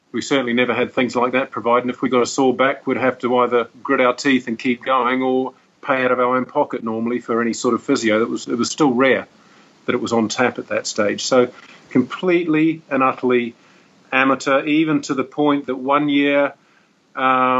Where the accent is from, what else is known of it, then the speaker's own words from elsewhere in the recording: New Zealand; moved away as an adult; now in Dubai, United Arab Emirates; I grew up in New Zealand